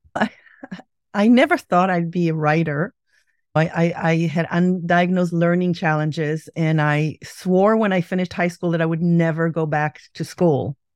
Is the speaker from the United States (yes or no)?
no; Israel; growing up in Israel